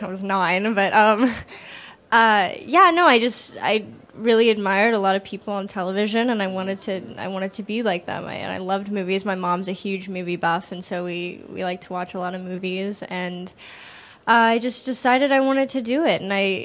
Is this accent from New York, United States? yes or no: no; Galveston, Texas, United States; My mom put me in theater when I was 3 in my hometown of Galveston, Texas